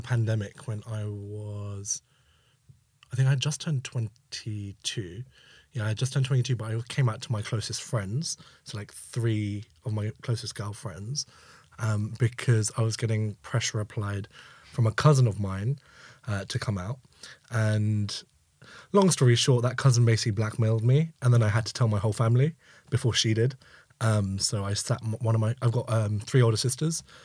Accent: London, United Kingdom; growing up in East London

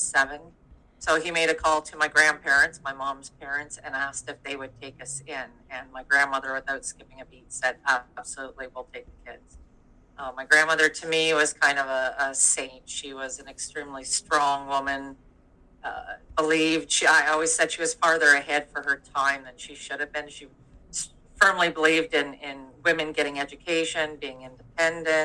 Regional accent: Durham, Ontario, Canada; moved away as an adult; now in British Columbia, Canada; I'm actually from Ontario originally

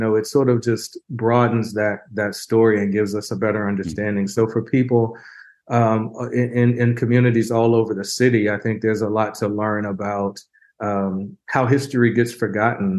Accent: Houston, Texas, United States; I grew up in Houston

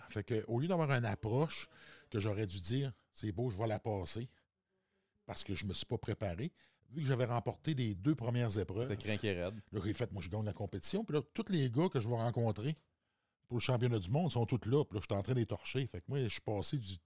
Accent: Quebec, Canada; Moi, je viens de la Côte-Nord. J'ai étudié à Québec, mes études postsecondaires.

